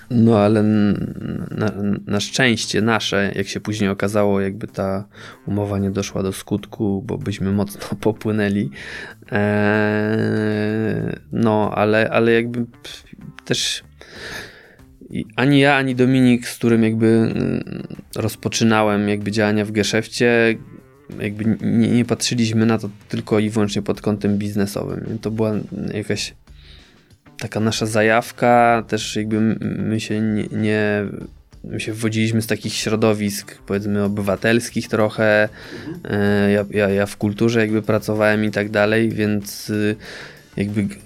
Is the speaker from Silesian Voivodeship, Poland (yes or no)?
yes; Czechowice-Dziedzice, Silesian Voivodeship, Poland; Moje rodzinne miasto.